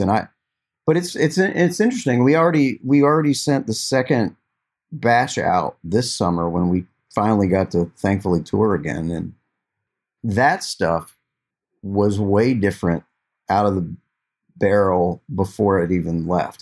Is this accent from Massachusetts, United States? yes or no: no; Glendale, West Virginia, United States; I grew up playing in my hometown